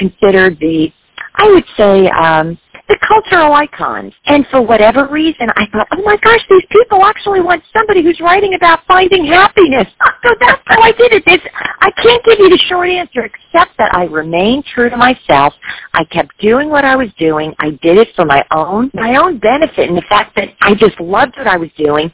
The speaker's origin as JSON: {"language": "English", "region": "New Jersey", "country": "United States", "tie": "born or raised there", "moved": "yes", "said": "I was a little girl growing up in New Jersey"}